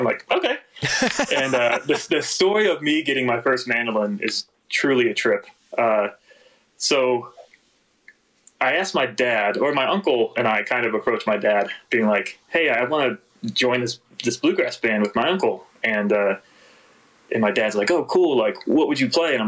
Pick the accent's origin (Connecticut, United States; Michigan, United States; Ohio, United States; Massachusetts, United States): Ohio, United States; Akron; I grew up in Akron, Ohio